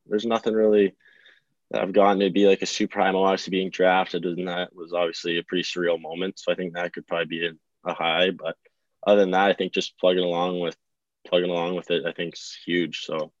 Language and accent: English; White Rock, British Columbia, Canada; No, I'm from White Rock.